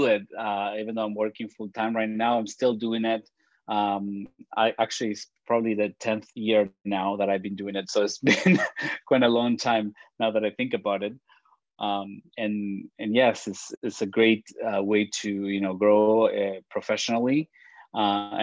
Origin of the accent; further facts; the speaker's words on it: Argentina; first language Spanish; English is a second language; now in Toronto, Canada; I was born in Argentina. My parents were Italian. They came when they were very, very young. And so I don't speak Italian. I speak Spanish. That's why you hear my accent.